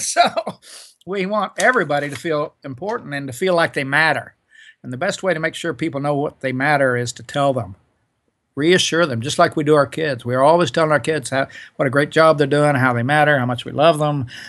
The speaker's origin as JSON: {"language": "English", "region": "Oklahoma", "country": "United States", "tie": "born or raised there", "said": "I grew up in Oklahoma in the forties and fifties"}